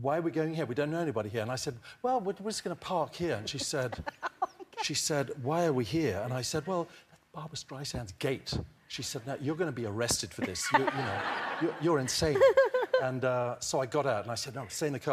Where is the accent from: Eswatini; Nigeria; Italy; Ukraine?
Eswatini; when I was growing up in Swaziland, which is the smallest country in the Southern Hemisphere